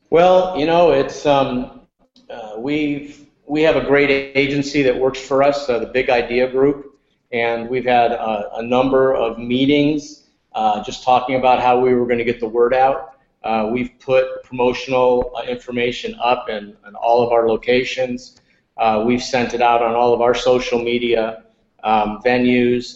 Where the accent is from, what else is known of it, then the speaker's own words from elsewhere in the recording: upstate New York, United States; I grew up in upstate New York